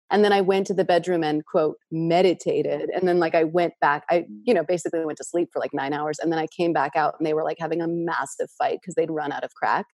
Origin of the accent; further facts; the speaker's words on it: New York City, New York, United States; a tenement part of Queens with a lot of immigrants. My family had just immigrated from Russia a month before I was born